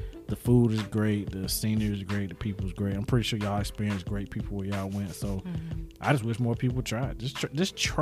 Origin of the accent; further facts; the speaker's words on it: Charlotte, North Carolina, United States; I'm from Charlotte as well